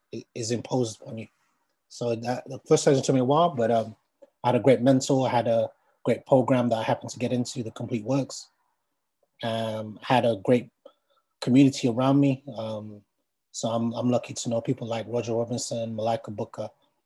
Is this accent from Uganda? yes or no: yes; Uganda; now in London, United Kingdom; I'm from Uganda originally. I live in London.